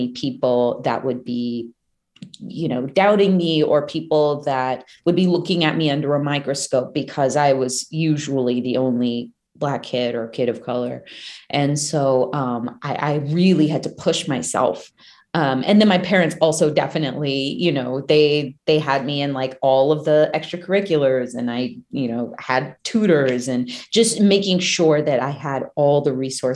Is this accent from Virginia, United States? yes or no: yes; Manassas, Virginia, United States; I grew up in Manassas, Virginia, which is like this tiny, small town outside of DC.